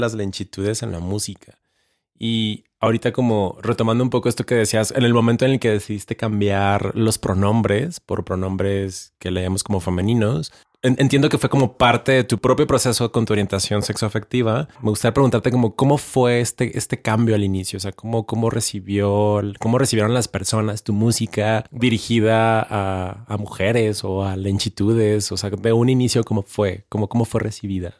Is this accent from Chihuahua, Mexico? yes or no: yes; Ciudad Juárez, Chihuahua, Mexico; yo también soy de la frontera, yo soy de Ciudad Juárez.